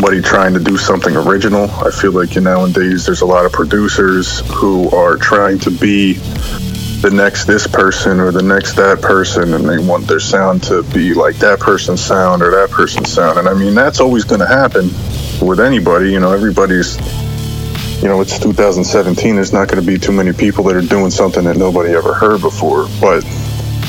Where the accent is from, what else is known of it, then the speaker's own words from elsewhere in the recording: Philadelphia, Pennsylvania, United States; from Philadelphia, Pennsylvania